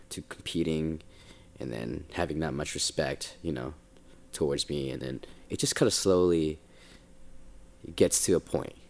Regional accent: Bay Area, California, United States; moved away as an adult; also born or lived in Philippines; now in Los Angeles, United States; that Bay kid, 'cause I'm from the Bay.

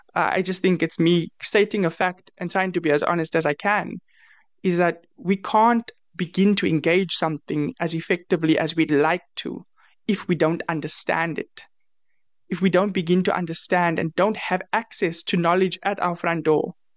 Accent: South Africa; I'm from South Africa.

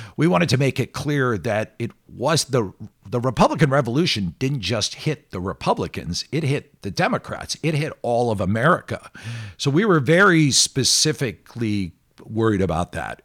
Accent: Philadelphia, Pennsylvania, United States; Philadelphia, which is my hometown

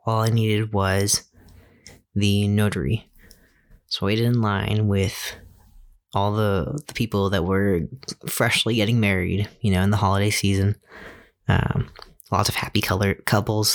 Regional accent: Fairfax County, Virginia, United States; moved away; Since I was born in Virginia and my home of record is Virginia

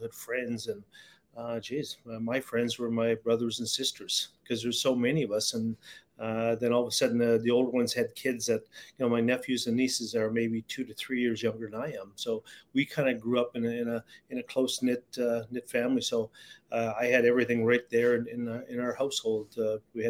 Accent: Garden River, Ontario, Canada; growing up in Garden River was, it was trying

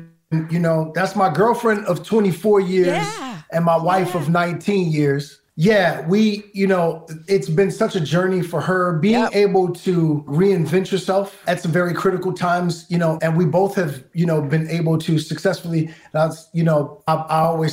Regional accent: New York City, New York, United States; I grew up in Brooklyn. I grew up fighting every day

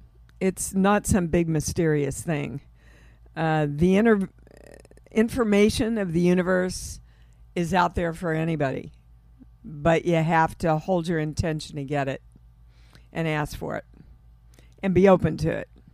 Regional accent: Kansas City, Missouri, United States; Kansas City.

